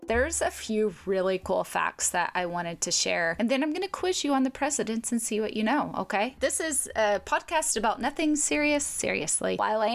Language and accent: English; Arkansas, United States; moved away as an adult; my home state of Arkansas